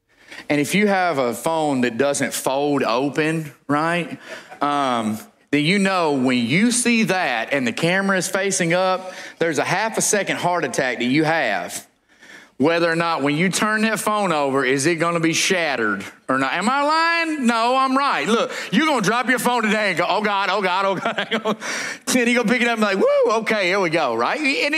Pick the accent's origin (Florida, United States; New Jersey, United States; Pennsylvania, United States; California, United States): California, United States; But I'm from Southern California. My mother grew up saying that.